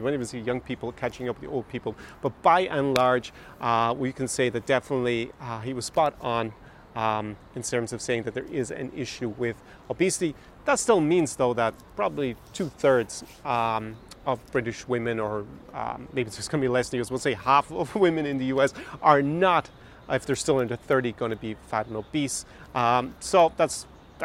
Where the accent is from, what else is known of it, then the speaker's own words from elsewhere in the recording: Ireland; now in Ukraine; when I was growing up in Ireland